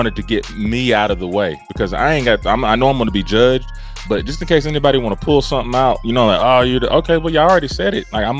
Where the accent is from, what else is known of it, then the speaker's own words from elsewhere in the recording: Tullahoma, Tennessee, United States; I'm from Tullahoma, where only 12 black people graduated.